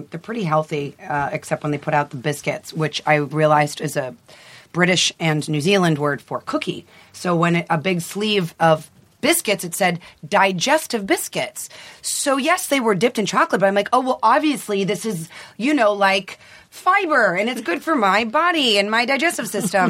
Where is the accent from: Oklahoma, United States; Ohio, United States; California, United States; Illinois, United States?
Ohio, United States; Youngstown; I grew up in Ohio